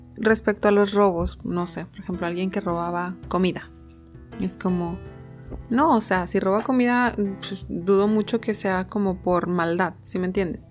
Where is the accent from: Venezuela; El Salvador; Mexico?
Mexico; como mexicano